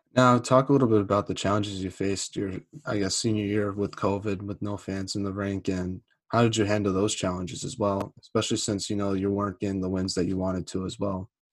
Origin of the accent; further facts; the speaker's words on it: New England, United States; I'm from the New England area